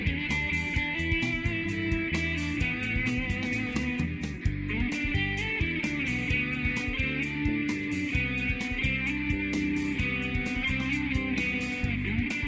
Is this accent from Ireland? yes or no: yes; Galway, Connacht, Ireland; moved away as an adult; also born or lived in Madrid; now in Alicante, Spain; I'm from, you know, Galway in the west coast of Ireland